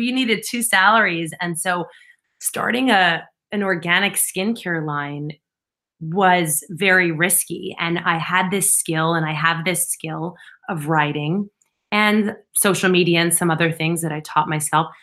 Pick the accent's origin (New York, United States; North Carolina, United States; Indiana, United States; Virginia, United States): New York, United States; East Northport; I grew up on Long Island in East Northport